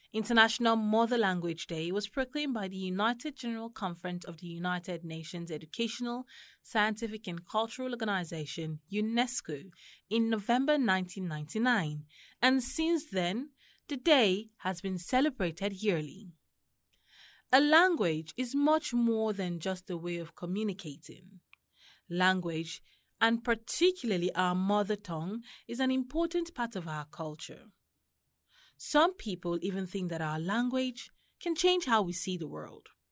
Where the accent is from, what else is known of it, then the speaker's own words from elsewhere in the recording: Kogi, Nigeria; now in Abuja, Nigeria; I'm from Kogi State